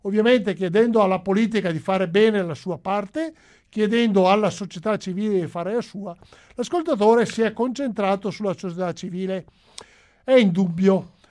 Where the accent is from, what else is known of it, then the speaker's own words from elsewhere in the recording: Veneto, Italy; io sono veneto, lo sono da generazioni, lo sono i miei, sia mio padre che mia madre